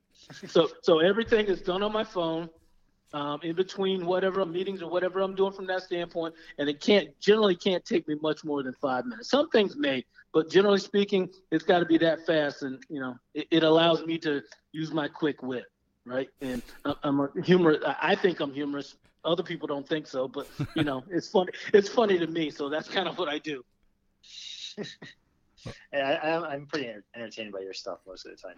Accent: Daytona Beach, Florida, United States; also born or lived in Seattle / Texas; now in Orlando, United States; I'm from Daytona Beach uh, originally

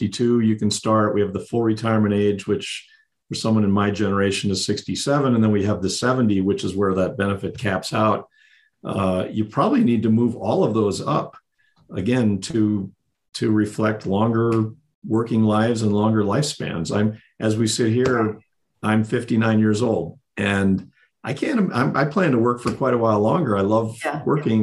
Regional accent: South Dakota, United States; moved away as an adult; now in Colorado, United States; I was born and raised in South Dakota

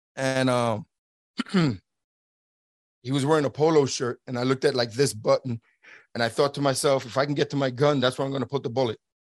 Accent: New York City, New York, United States; moved away as an adult; I'm from Brooklyn, New York, born and raised in New York City

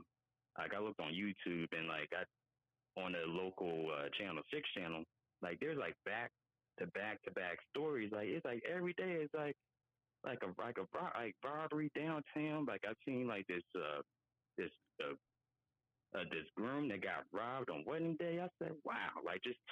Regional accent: Philadelphia, Pennsylvania, United States; moved away as an adult; I'm from Philly, born and raised

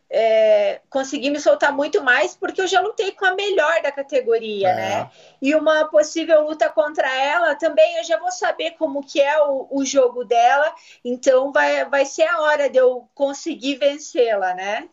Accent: Curitiba, Paraná, Brazil; eu nasci aqui em Curitiba, sempre morei aqui mesmo.

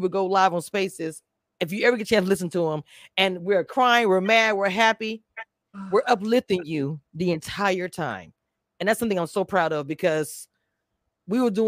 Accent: Louisiana, United States; now in Texas, United States; I'm from Louisiana and I live in Texas

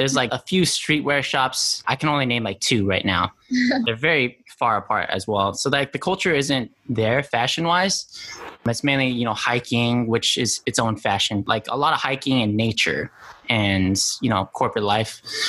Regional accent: Albuquerque, New Mexico, United States; I am from Albuquerque, New Mexico. If you guys watch Breaking Bad, that's exactly where I'm from. It depicts New Mexico quite perfectly, actually.

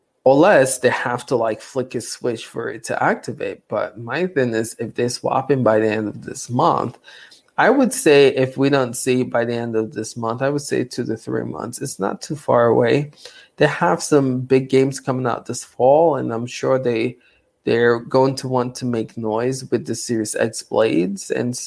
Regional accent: Romania; English is a second language; I'm from Romania.

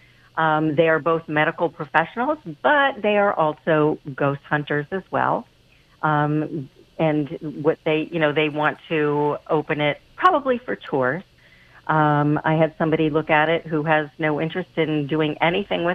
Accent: Pennsylvania, United States; moved away; also born or lived in Fall River, Massachusetts; I am originally from Pennsylvania and was a realtor there for a long time

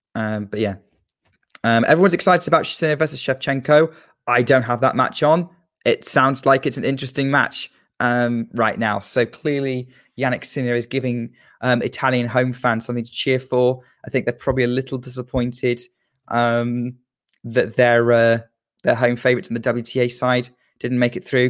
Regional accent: United Kingdom; as a Brit

